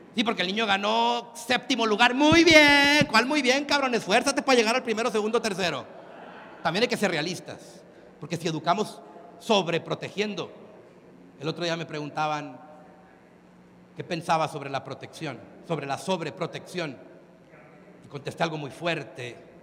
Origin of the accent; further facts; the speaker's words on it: Mexico; yo soy mexicano